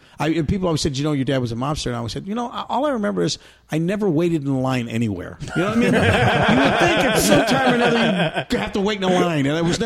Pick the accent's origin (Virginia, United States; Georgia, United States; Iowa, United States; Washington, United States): Iowa, United States; Des Moines; moved away; also born or lived in Chicago; I grew up in Des Moines, Iowa.